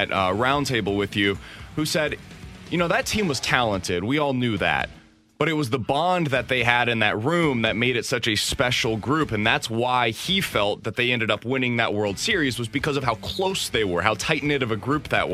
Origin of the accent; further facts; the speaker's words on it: Kansas City, Missouri, United States; I grew up in Kansas City